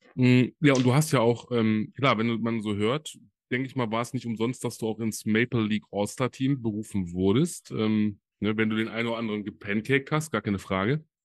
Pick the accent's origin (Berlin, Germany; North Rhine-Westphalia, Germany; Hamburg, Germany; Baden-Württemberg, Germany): North Rhine-Westphalia, Germany; Solingen; in Deutschland, in meiner Heimat. Äh, ich komme ja aus Solingen